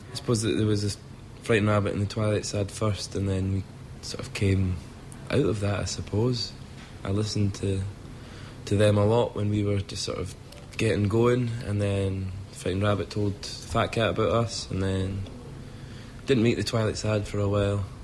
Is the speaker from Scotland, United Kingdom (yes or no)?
yes; Scotland, United Kingdom; accent: Scottish; being Scottish doesn't. I never think about being Scottish.